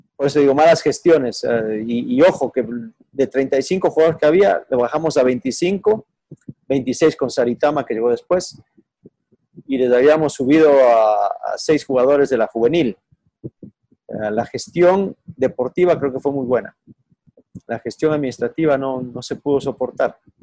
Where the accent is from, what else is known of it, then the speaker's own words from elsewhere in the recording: Ecuador; moved away; also born or lived in Mexico; soy ecuatoriano